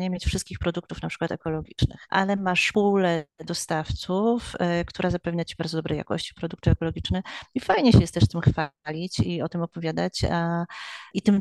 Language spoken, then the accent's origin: Polish; Łódź, Łódź Voivodeship, Poland; jestem z Łodzi.